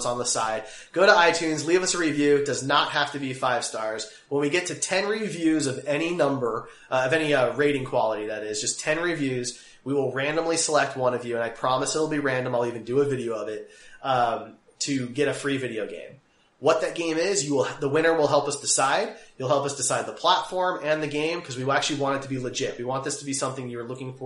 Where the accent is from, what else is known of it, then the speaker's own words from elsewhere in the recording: Kansas City, Missouri, United States; we're from Kansas City